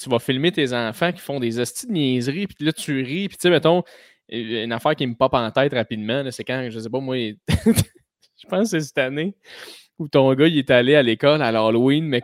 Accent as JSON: {"language": "French", "town": "Blainville", "region": "Quebec", "country": "Canada", "said": "Moi, je viens de Blainville."}